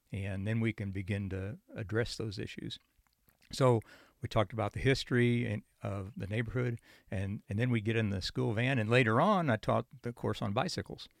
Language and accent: English; Goshen, Indiana, United States; moved away as an adult; also born or lived in Chicago, Illinois / Munster, Indiana; now in Nashville, United States; I was born in Chicago, Illinois, and then uh, we moved outside of the city about 90 miles to the east in a small northern Indiana town near Goshen, Indiana. And then when I went to high school, we moved back to the Chicago suburbs, uh, an Indiana suburb